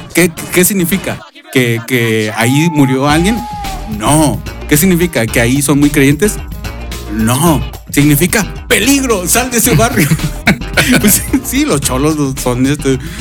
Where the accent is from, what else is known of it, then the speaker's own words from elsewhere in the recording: Mexico; somos mexicanos